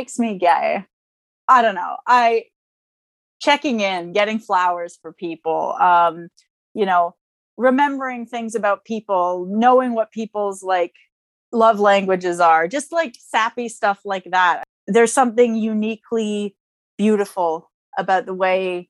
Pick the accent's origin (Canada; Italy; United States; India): Canada